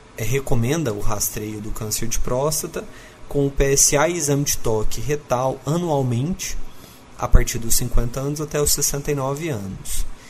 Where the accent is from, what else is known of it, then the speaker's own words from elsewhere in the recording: Uberlândia, Minas Gerais, Brazil; eu sou natural de Uberlândia, depois eu acabei fazendo vestibular de novo, voltei para minha cidade